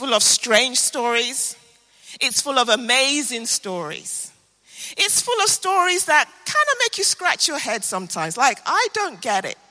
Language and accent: English; Nigeria; now in London, United Kingdom; I am a very proud Nigerian